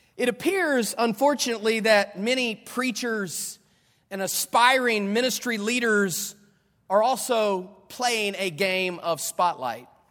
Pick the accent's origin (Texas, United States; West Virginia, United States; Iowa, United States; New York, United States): West Virginia, United States; Dunbar; also born or lived in California; now in Florida, United States; I grew up in Dunbar, West Virginia.